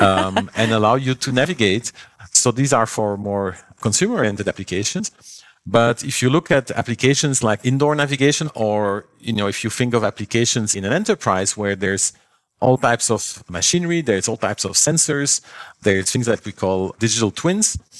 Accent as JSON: {"language": "English", "country": "Belgium", "moved": "yes", "said": "I come from Belgium, uh, long ago, when I was, like, twelve years old or so"}